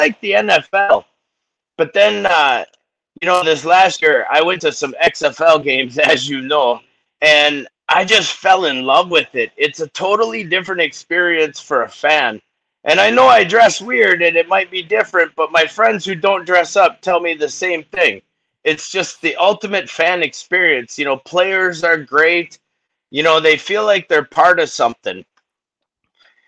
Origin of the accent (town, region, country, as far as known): Arizona, United States; born or raised there